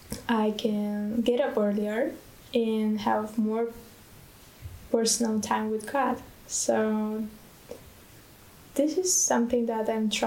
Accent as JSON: {"language": "English", "country": "Bulgaria", "said": "Yes, I'm from Bulgaria."}